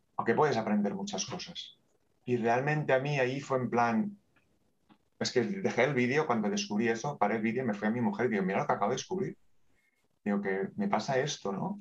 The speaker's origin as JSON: {"language": "Spanish", "town": "Terrassa", "region": "Catalonia", "country": "Spain", "tie": "born or raised there", "said": "Nací en Tarrasa y aquí está."}